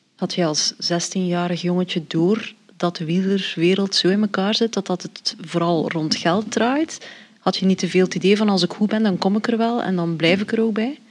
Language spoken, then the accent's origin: Dutch; Belgium